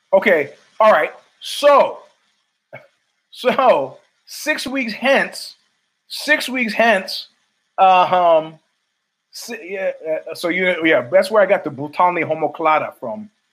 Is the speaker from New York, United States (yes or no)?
yes; New York City, New York, United States; now in East Palo Alto, United States; as a New Yorker